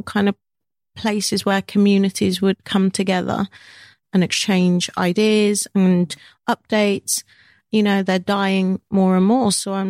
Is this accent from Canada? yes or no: no; United Kingdom; I love being British. I love being Jamaican British, Black British.